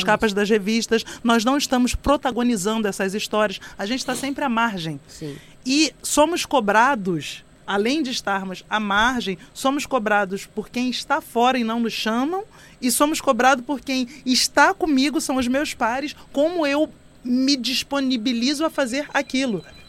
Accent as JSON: {"language": "Portuguese", "area": "Baixada Fluminense", "region": "Rio de Janeiro", "country": "Brazil", "tie": "born or raised there", "said": "eu venho da Baixada Fluminense, do Corte 8, um lugar onde eu não tinha acesso à arte"}